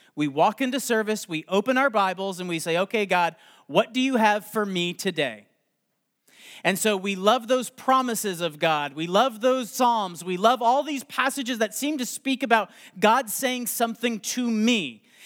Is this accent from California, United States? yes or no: yes; Los Angeles, California, United States; I am from Los Angeles